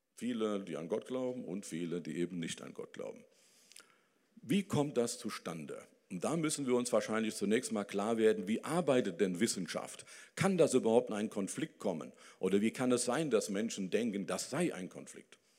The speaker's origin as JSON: {"language": "German", "town": "Dillenburg", "region": "Hesse", "country": "Germany", "tie": "born or raised there", "said": "Also ich komme immer noch aus Dillenburg, aus der Stadt Wilhelm von Oraniens. Ich war auf dem Wilhelm von Oranien Gymnasium"}